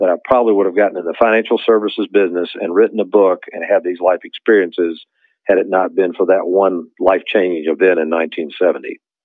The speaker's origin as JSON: {"language": "English", "town": "Lexington", "region": "Kentucky", "country": "United States", "tie": "born or raised there", "said": "growing up in Lexington, Kentucky"}